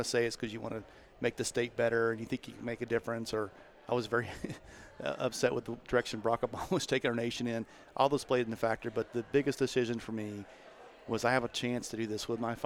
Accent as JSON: {"language": "English", "town": "Meade", "region": "Kansas", "country": "United States", "tie": "born or raised there", "also_born_or_lived": "Olathe, Johnson County, Kansas", "moved": "yes", "lives_now": "Johnson County, Kansas, United States", "said": "I'm from Southwest Kansas and grew up in Meade, Kansas"}